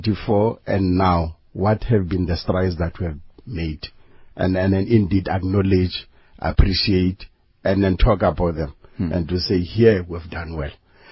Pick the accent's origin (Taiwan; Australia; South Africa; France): South Africa; the fulfillment of ensuring that freedom indeed means something that benefits me as an individual, as a South African.